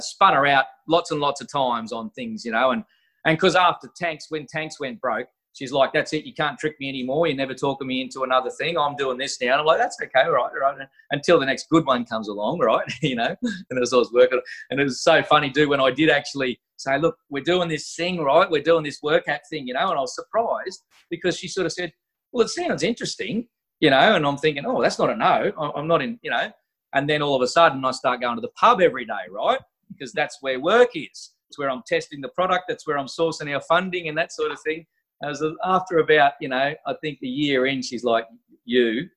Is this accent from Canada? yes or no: no; Australia; I'm just an Aussie fella